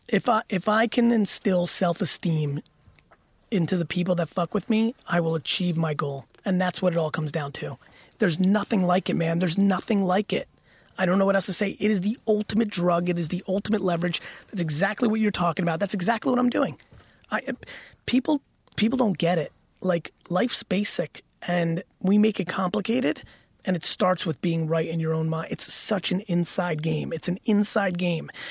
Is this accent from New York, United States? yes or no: no; Edison, New Jersey, United States; I lived in Edison, New Jersey when the huge Indian immigration came. All my homies were brown, and they were hungry 'cause they came poor, and I was still in fifth grade.